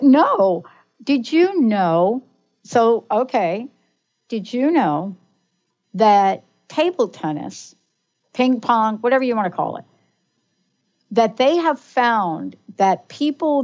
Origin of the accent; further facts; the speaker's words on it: New York, United States; I grew up in the East Coast, mm-hmm. grew up in New York, early childhood Catholic